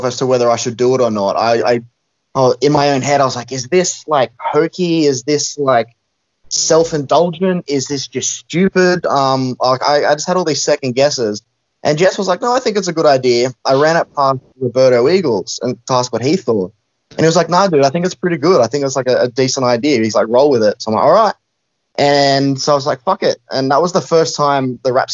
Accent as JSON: {"language": "English", "country": "Australia", "said": "I'm a wrestler from Australia"}